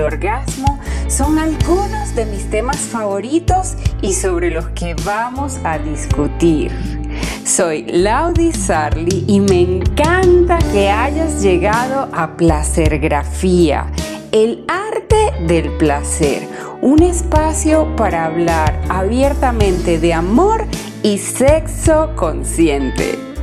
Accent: Venezuela; moved away as an adult; also born or lived in Caracas; now in Panama; Soy venezolana y para el momento que sale este episodio tengo casi cinco años viviendo en Panamá

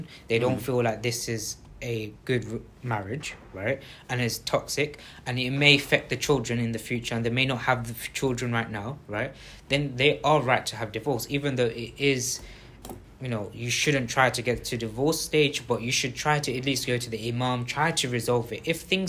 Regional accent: Bangladesh; We won't say, oh, this guy is from South Africa and I'm from Bangladesh, so I should stand next to a Bangladeshi guy instead of us.

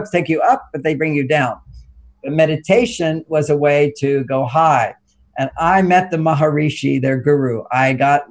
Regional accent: Texas, United States; I grew up in Texas

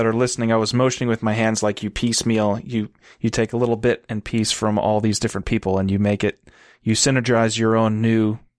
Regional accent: Texas, United States; I grew up in Texas

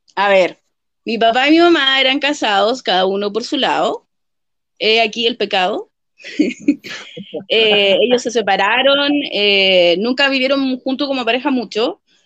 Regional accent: Talagante, Santiago Metropolitan Region, Chile; also born or lived in Peñaflor; crecí en Las Palmeras, ahí viví hasta como los 16, después viví en Mayo, como fue cuando mi mamá se murió, y de ahí viví en hartos lugares en la provincia de Talagante

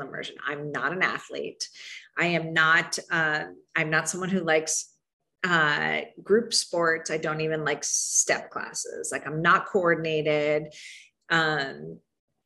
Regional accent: Miami, Florida, United States; now in Chicago, United States; I grew up in Miami

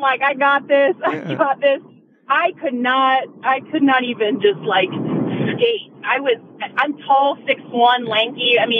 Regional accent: Pittsburgh, Pennsylvania, United States; moved away as an adult; now in Las Vegas, United States; we're Pens fans from Pittsburgh

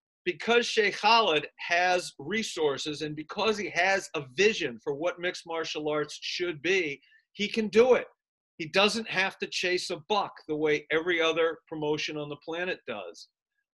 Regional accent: United States; I'm an American

